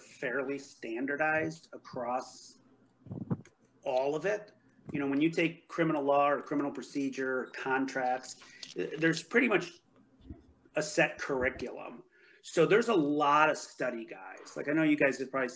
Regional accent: Chicago, Illinois, United States; we're from Chicago

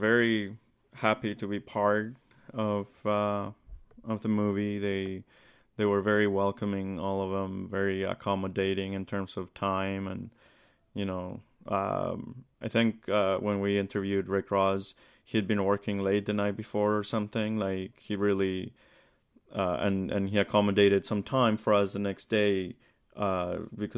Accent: Colombia; now in Toronto, Canada; I grew up in Colombia

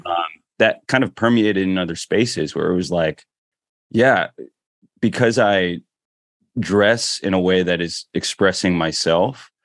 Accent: Philippines; now in Washington, DC, United States; I'm Filipino, proud of it

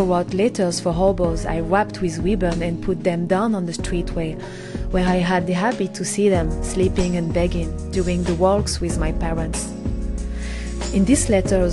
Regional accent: Normandy, France; accent: French; English is a second language; now in Paris, France; I grew up in the Normandy countryside in a family house

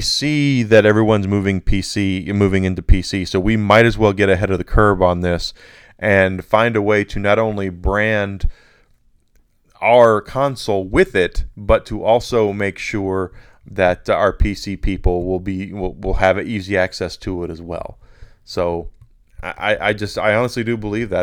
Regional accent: United States; the United States of America, my home country

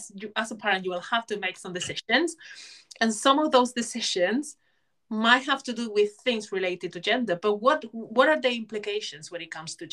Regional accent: Spain; moved away; I grew up in Spain, and in Spain it's very typical to pierce their ears.

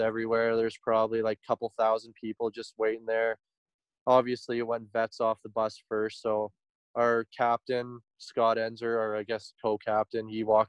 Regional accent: Grande Prairie, Alberta, Canada; we're from Grand Prairie

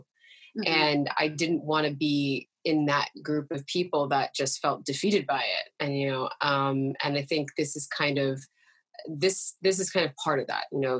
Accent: Oakland, California, United States; moved away as an adult; now in New York, United States; I'm from California originally, Oakland, California.

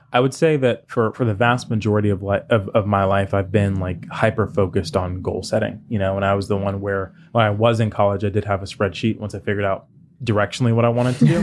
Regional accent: the South, United States; moved away as an adult; now in New York City, United States; I'm from the South

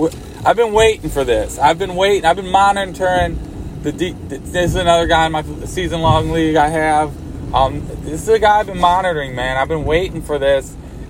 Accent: Cleveland, Ohio, United States; growing up in Cleveland

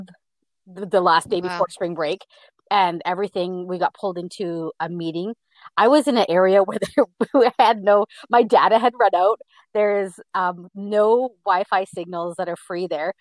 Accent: Bella Coola, British Columbia, Canada; also born or lived in Abbotsford, British Columbia; I was born in Bella Coola, BC.

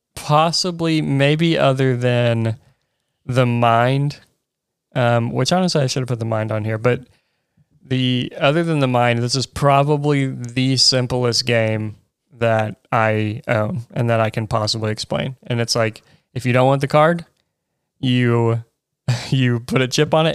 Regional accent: Chattanooga, Tennessee, United States; I grew up in Chattanooga

